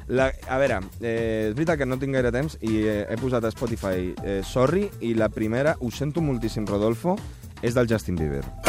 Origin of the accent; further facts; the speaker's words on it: Uruguay; moved away; jo sóc uruguaià